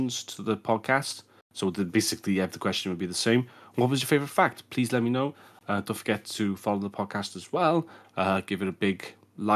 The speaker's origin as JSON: {"language": "English", "area": "Welsh", "region": "Wales", "country": "United Kingdom", "said": "I'm Welsh"}